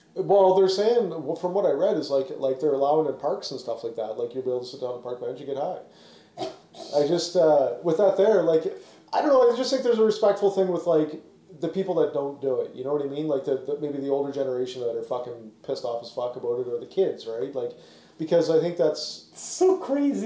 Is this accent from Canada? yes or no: yes; Canada; also born or lived in Ontario; as a Canadian